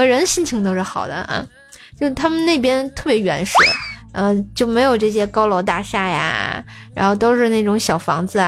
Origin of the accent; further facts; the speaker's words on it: Shennongjia, Hubei, China; 在武汉接你，然后坐车到我的老家神农架